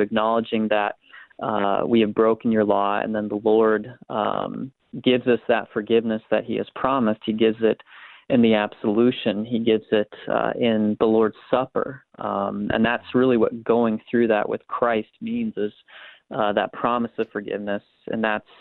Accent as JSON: {"language": "English", "region": "South Dakota", "country": "United States", "tie": "born or raised there", "said": "growing up in South Dakota, I would go on runs with my dad really early in the morning."}